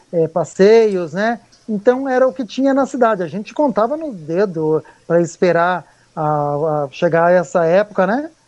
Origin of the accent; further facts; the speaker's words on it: Mogi das Cruzes, São Paulo, Brazil; Sim, eu sou mogiano, nascido em Mogi, nasci, nascido em 1976